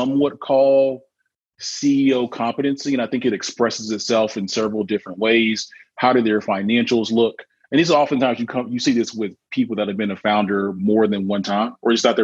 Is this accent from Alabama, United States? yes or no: yes; Mobile, Alabama, United States; I'm from Alabama, actually, so Mobile